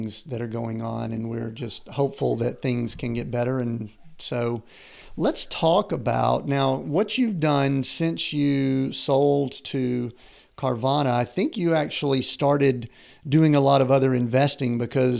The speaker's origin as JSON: {"language": "English", "region": "Southern U.S.", "country": "United States", "tie": "born or raised there", "said": "I grew up in the Southern U.S."}